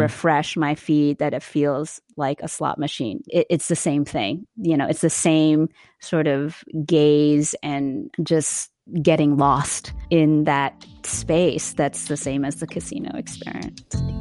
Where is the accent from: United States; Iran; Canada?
United States; East Coast; moved away as an adult; also born or lived in the South; now in California, United States; we're originally from the East Coast, but have spent a fair bit of time in the South and Westmont, coming out to California to teach out here